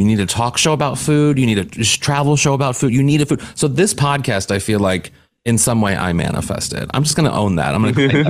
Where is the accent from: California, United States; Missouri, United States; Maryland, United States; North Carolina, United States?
Missouri, United States; St. Louis; moved away as an adult; also born or lived in New York / Los Angeles; I'm from the Midwest, and I will freely admit the only Asian cuisine I had ever had growing up in St. Louis, Missouri was Chinese food.